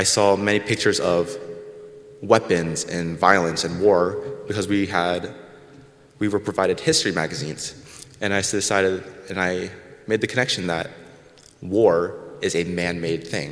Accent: Goshen, Indiana, United States; I was born here in Goshen

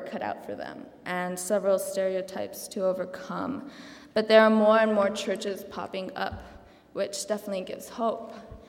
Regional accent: Santa Cruz de la Sierra, Santa Cruz, Bolivia; moved away; In Santa Cruz, Bolivia, which is my hometown, the church I went to was a small Mennonite church

